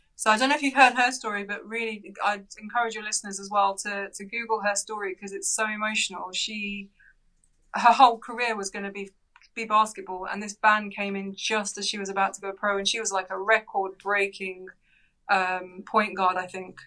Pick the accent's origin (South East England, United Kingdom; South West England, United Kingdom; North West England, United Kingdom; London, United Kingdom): London, United Kingdom; we actually grew up in North London in Edgware.